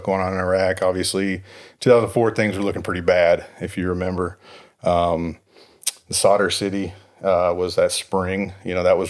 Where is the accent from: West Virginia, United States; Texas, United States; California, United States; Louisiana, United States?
Texas, United States; Dallas; 0 to 18, Southeast Dallas area. Graduate of Seagoville High School, 02